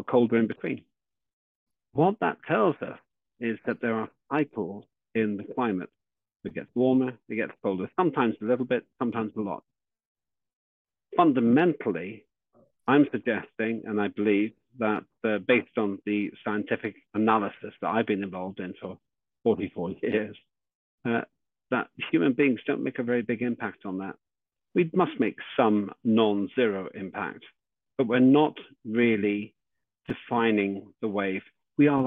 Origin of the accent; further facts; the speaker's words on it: Northern Ireland, United Kingdom; I was born in Northern Ireland